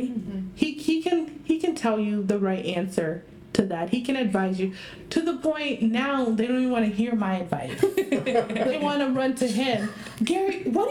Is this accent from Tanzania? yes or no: yes; Tanzania; moved away; We haven't been to my home country, okay, to Tanzania